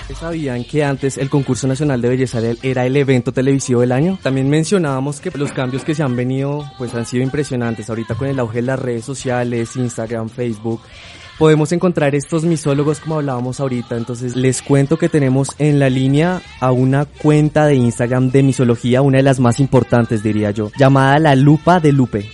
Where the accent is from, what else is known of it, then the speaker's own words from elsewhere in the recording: Colombia; nuestro país